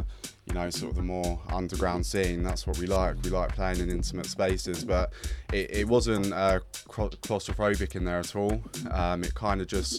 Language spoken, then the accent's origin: English; London, United Kingdom; now in Brighton, United Kingdom; London boy at heart